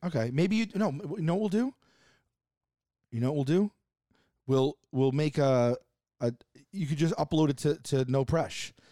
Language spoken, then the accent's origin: English; New York City, New York, United States; I'm from Staten Island